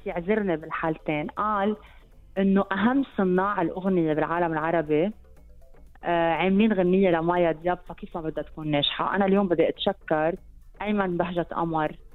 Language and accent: Arabic; Lebanon